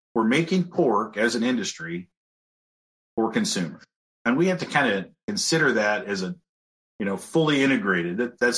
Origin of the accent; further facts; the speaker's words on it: California, United States; also born or lived in Iowa; I am originally from California, kind of spent my time between Iowa and California, so I kind of understand both sides